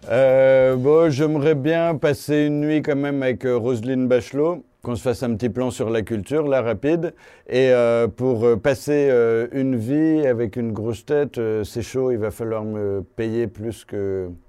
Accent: Provence-Alpes-Côte d'Azur, France; Euh, ma région d'origine, c'est la Camargue, bien sûr.

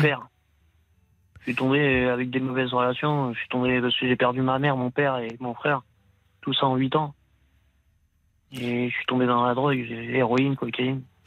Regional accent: Paris, Île-de-France, France; moved away as an adult; also born or lived in Somme; J'étais de Paris

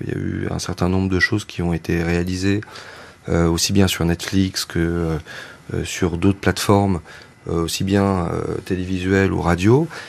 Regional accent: Lozère, Occitania, France; nous on est une famille de victimes, on vient de la Lozère

